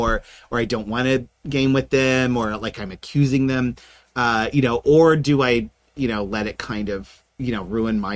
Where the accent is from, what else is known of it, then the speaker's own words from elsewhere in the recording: Middle America, Midwest, United States; I was raised a Protestant in Middle America